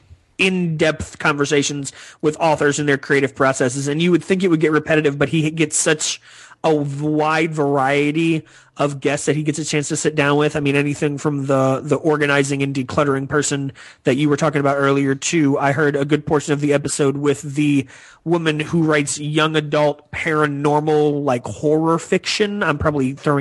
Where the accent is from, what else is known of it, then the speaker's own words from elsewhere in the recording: the South, United States; I'm from the South